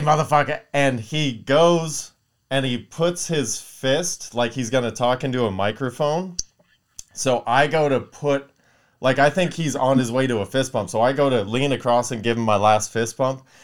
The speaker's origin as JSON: {"language": "English", "town": "Palmdale", "region": "California", "country": "United States", "said": "I'm from Palmdale, you know, not too far from here"}